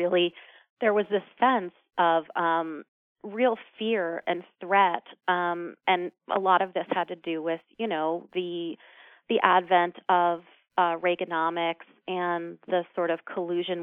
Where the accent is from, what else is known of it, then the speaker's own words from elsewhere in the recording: New York City, New York, United States; my co-founders and I grew up in New York City